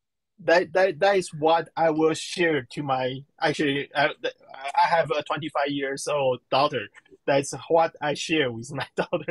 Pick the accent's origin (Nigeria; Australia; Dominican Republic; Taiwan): Taiwan; I'm from Taiwan, I'm a Chinese.